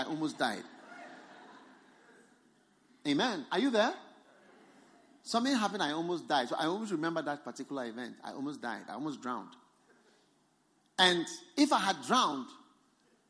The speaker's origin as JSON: {"language": "English", "country": "Ghana", "said": "I have come from Ghana. I've come from Ghana to this Botswana."}